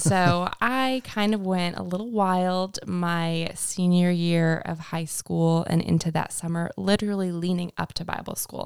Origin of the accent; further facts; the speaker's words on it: Winnipeg, Manitoba, Canada; moved away as an adult; now in United States; I grew up in Winnipeg, Manitoba